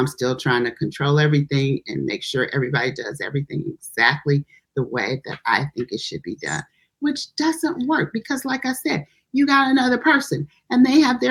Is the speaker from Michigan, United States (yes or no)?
yes; Detroit, Michigan, United States; also born or lived in Texas; I was born in Texas. We moved to Detroit when I was 2 years old